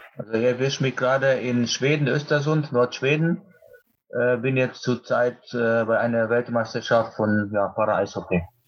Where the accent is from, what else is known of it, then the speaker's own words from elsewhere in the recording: Poland; moved away; Mein Heimatland Polen